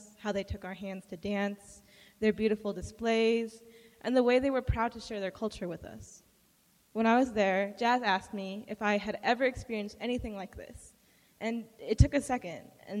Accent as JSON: {"language": "English", "country": "United States", "said": "as an American"}